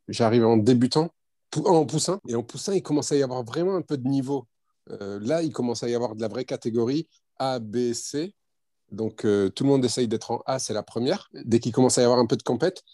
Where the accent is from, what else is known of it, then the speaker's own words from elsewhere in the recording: Lormont, Nouvelle-Aquitaine, France; d'origine marocaine, nationalité française. J'ai grandi en France, je suis né en France